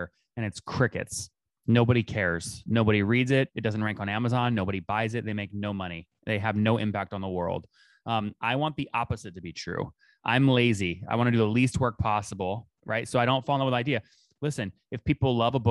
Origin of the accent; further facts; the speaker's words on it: Loudoun County, Northern Virginia, United States; moved away as an adult; now in Austin, United States; I grew up in Northern Virginia, in Loudoun County